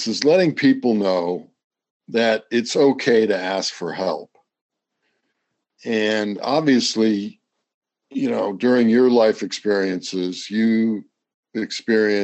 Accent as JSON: {"language": "English", "region": "Midwest", "country": "United States", "moved": "yes", "said": "I went to the Ohio State University, so I'm Midwestern as well."}